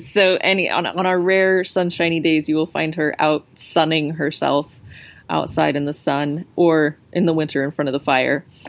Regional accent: New Mexico, United States; now in United Kingdom; I live in the UK, so I grew up in New Mexico

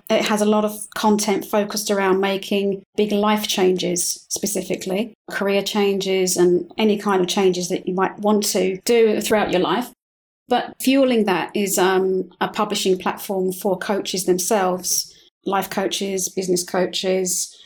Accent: London, United Kingdom; moved away as an adult; now in Madrid, Spain; I'm from London

